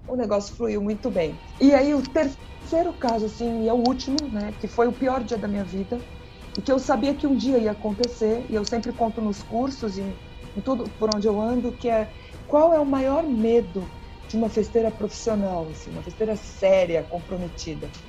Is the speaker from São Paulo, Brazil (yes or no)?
yes; São Paulo, Brazil; eu sou de São Paulo